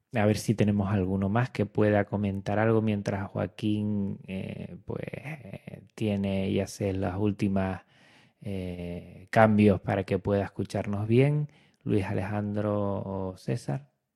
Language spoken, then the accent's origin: Spanish; Canary Islands, Spain; yo que soy de Canarias